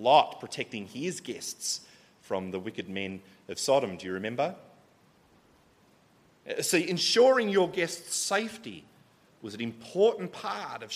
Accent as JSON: {"language": "English", "country": "Australia", "said": "I'm from Australia, I'm here in Porto"}